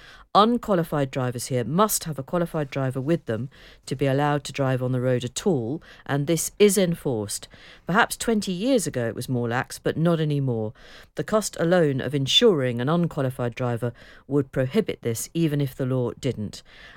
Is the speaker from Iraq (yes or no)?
no; Ireland; now in Manchester, United Kingdom; I'm Irish, living in Manchester, and had whiplash from the eye roll caused by the suggestion at Jane's hygienist appointment that in Ireland, people don't need to pass their driving test.